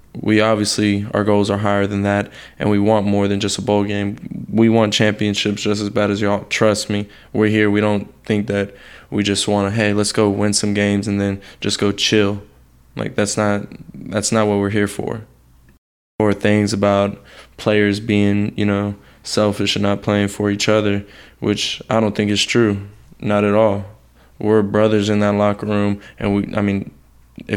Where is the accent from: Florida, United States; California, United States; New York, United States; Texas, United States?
Texas, United States; Houston; moved away as an adult; now in Miami, United States; I'm not from Miami. I'm from Houston, Texas.